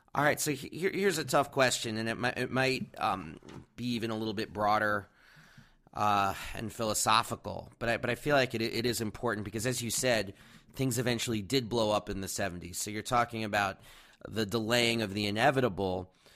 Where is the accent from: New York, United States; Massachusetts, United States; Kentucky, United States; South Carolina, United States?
New York, United States; New York City; I grew up in New York City